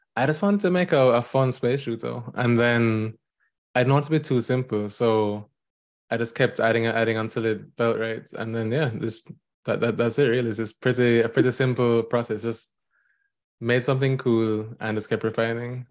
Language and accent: English; Jamaica; now in New York, United States; I am a Jamaican indie game developer currently living in New York